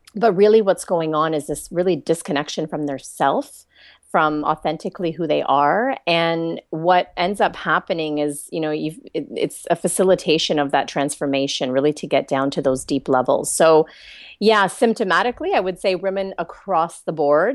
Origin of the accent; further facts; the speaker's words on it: Canada; accent: Canadian; now in Australia; I'm Canadian